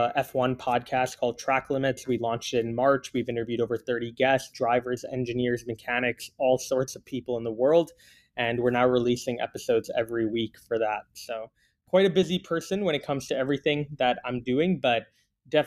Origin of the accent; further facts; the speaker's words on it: Canada; also born or lived in Singapore; I was born in Singapore. I only came to Canada when I was 9 years old.